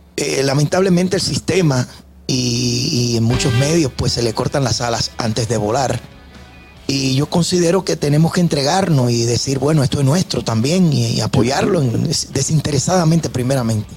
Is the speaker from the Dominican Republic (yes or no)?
yes; Dominican Republic; moved away; de visita en mi país.